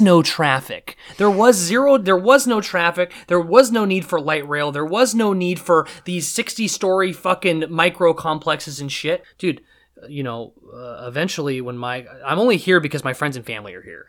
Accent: Seattle, Washington, United States; I come from Seattle. I come from Seattle. I know what Seattle was

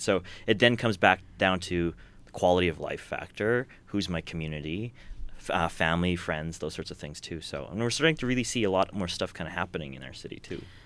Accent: Edmonton, Alberta, Canada; we're from Edmonton

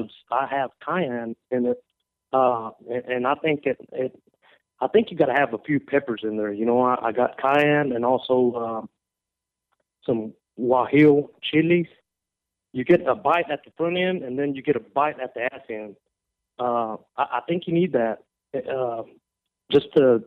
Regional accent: Texas, United States; born or raised there

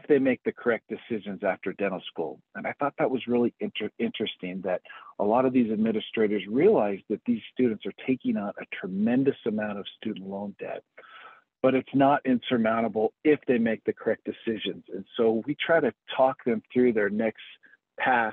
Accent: Utah, United States; moved away as an adult; also born or lived in Philadelphia, Pennsylvania; now in Golden, United States; I am originally from Utah.

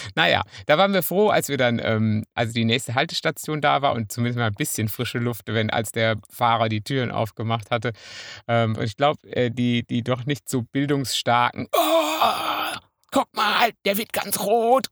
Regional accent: Münsterland, North Rhine-Westphalia, Germany; also ich bin Münsterländer.

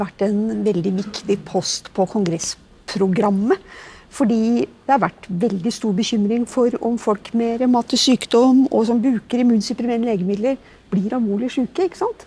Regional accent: Norway; oss norske som er her

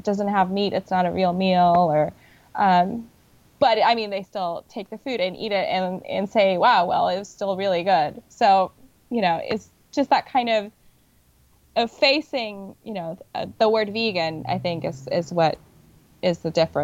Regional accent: Puerto Rico; now in New York, United States; I am originally from Puerto Rico

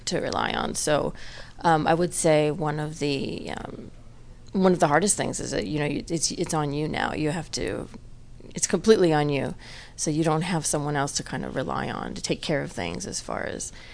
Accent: Los Angeles, California, United States; I was born and raised near Pasadena in Eagle Rock

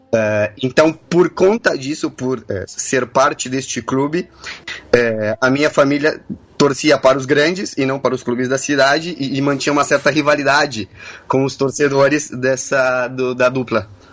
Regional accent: Tucumán, Argentina; Portuguese is a second language; moved away; also born or lived in São Paulo, Brazil; sou tucumano.

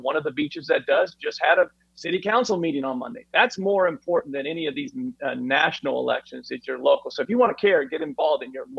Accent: Kansas, United States; moved away; I'm originally from Kansas, and that's where the Koch brothers are from.

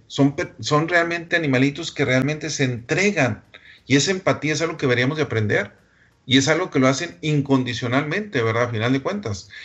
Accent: Delicias, Chihuahua, Mexico; moved away; Delicia, Chihuahua, de donde yo soy originario

